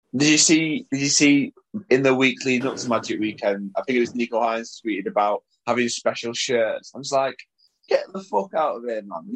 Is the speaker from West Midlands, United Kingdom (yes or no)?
no; Salford, North West England, United Kingdom; also born or lived in Leigh; If you look at my passport, it will say place of birth, Salford